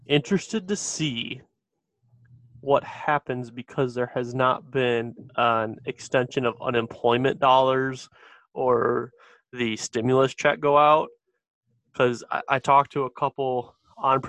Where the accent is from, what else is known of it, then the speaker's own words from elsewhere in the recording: Detroit, Michigan, United States; I grew up in Metro Detroit